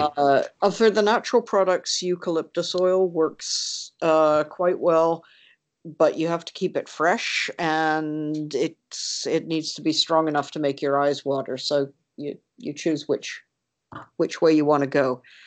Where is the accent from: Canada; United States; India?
Canada; being Canadian